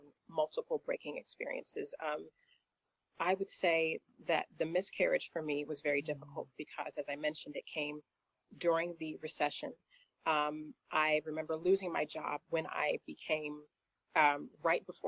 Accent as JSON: {"language": "English", "region": "Indiana", "country": "United States", "tie": "born or raised there", "also_born_or_lived": "Charlotte, North Carolina", "moved": "as an adult", "lives_now": "Atlanta, United States", "said": "God opened the doors for me to take a position with an employer in Charlotte, North Carolina, which was several states away from where I was in the U.S. in Indiana"}